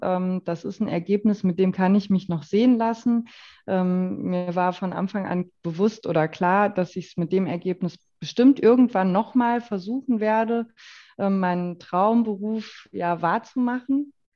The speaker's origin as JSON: {"language": "German", "area": "Waldeck-Frankenberg", "region": "Hesse", "country": "Germany", "also_born_or_lived": "Schwalm-Eder-Kreis", "moved": "as an adult", "lives_now": "Gudensberg, Germany", "said": "Also natürlich komme ich aus Waldeck-Frankenberg, aus dem Nachbarkreis"}